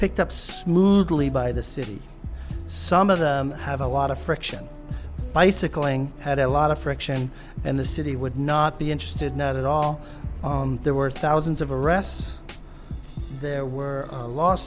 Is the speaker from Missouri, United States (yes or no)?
no; New York City, New York, United States; I was born in New York. I'm raised here.